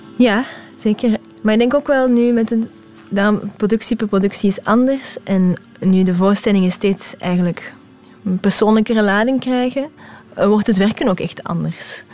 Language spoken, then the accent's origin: Dutch; Hasselt, Flanders, Belgium; accent: Hasselt Limburgish; mijn Hasselse Limburgse accent